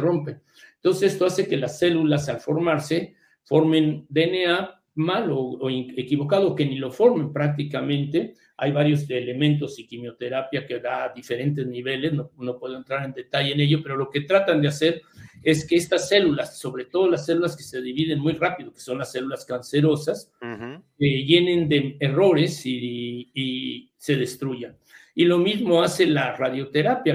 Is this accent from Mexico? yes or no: yes; Mexico; moved away as an adult; also born or lived in United States / England; now in London, United Kingdom; yo salí de México pero entrando a, primero a Harvard y luego a Inglaterra